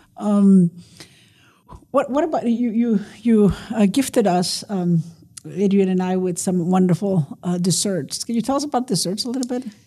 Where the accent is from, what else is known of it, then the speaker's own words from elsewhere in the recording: Nuevo Laredo, Tamaulipas, Mexico; now in El Paso, United States; a dish that I grew up eating in Nuevo Laredo